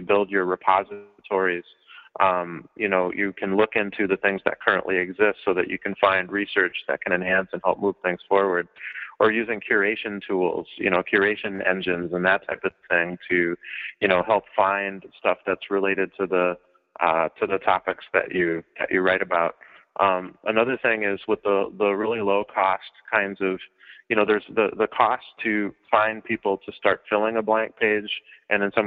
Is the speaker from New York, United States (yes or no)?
no; Minnesota, United States; My mother is, I guess I would call her an anthropologist of crafts. And she worked at the Science Museum in Minnesota. I'm from Minnesota